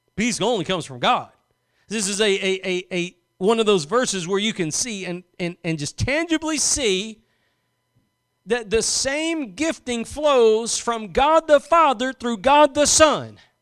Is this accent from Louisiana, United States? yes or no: yes; Louisiana, United States; I was born in Louisiana